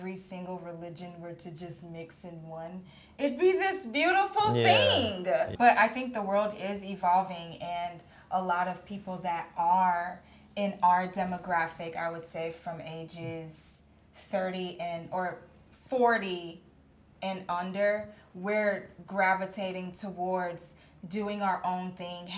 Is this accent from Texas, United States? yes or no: yes; Texas, United States; accent: Texas; My Texas accent